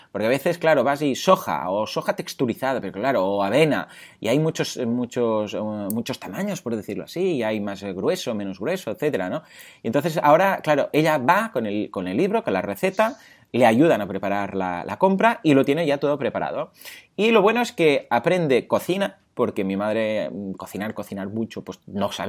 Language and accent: Spanish; Mataró, Catalonia, Spain; porque yo, pues, bueno, soy de aquí, de Mataró.